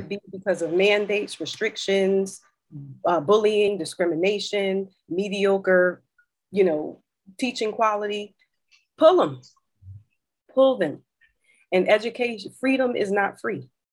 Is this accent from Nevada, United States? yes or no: no; New Haven, Connecticut, United States; moved away; also born or lived in Maryland / Philadelphia; now I'm back in New Haven, Connecticut, which is my hometown